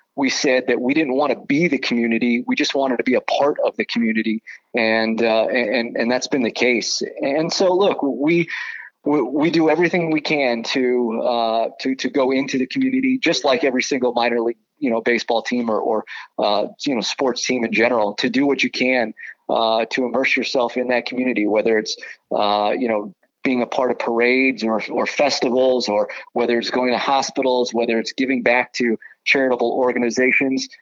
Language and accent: English; Southern California, United States; moved away; I grew up in Southern California